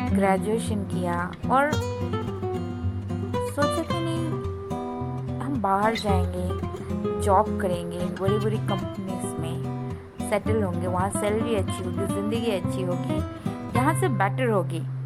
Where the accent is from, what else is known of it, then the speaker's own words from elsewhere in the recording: Agartala, Tripura, India; moved away; मैं north east की हूँ और मैं त्रिपुरा से हूँ मेरा होम टाउन अगरतला